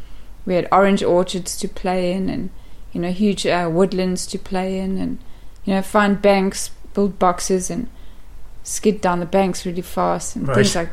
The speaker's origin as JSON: {"language": "English", "country": "South Africa", "tie": "born or raised there", "said": "Up until teenagehood, we lived on a farm."}